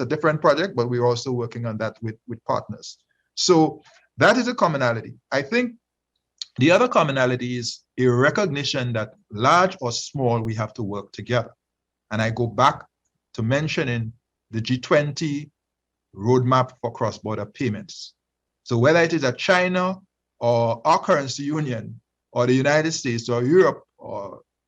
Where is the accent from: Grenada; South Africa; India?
Grenada; my home country, Grenada, the country of my birth